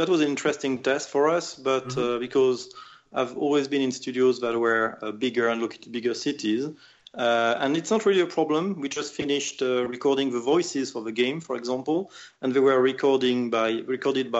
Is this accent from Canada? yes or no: no; France; moved away as an adult; also born or lived in United Kingdom; we decided to create Tower 5 in France for several reasons. Well, the main one is that it's my hometown